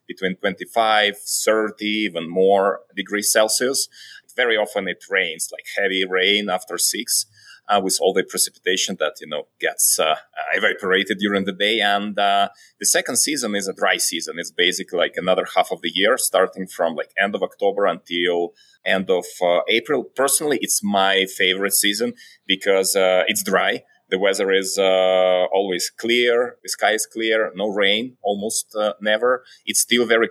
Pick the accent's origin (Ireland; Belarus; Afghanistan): Belarus; now in Mexico City, Mexico; I'm originally from Belarus. I've been living in several countries before.